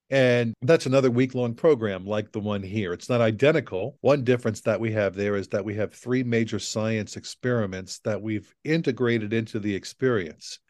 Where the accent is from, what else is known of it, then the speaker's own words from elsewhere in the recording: New Orleans, Louisiana, United States; moved away as an adult; now in Notre Dame, United States; place where I grew up, which is the, uh, New Orleans area.